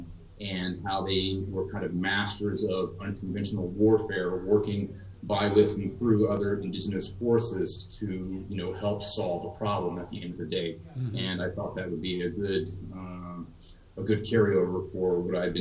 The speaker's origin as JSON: {"language": "English", "region": "Texas", "country": "United States", "tie": "born or raised there", "said": "I grew up in Texas, graduated high school in 2000."}